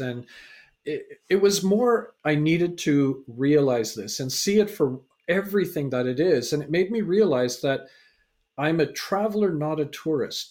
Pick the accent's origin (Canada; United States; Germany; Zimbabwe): Canada; also born or lived in England; so I was born in England, raised in Canada